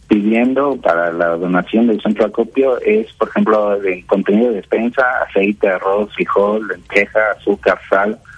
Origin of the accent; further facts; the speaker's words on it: Mexico; Nosotros eh, como mexicanos tenemos que unirnos